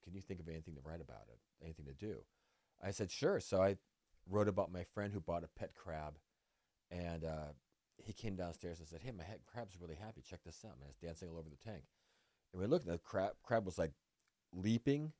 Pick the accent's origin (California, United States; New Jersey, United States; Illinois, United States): California, United States; Vallejo; moved away; also born or lived in Puerto Rico; it was my hometown paper